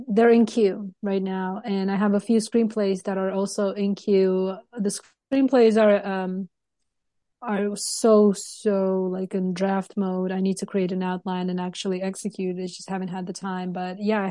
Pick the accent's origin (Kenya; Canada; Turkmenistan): Turkmenistan; moved away; I'm from Turkmenistan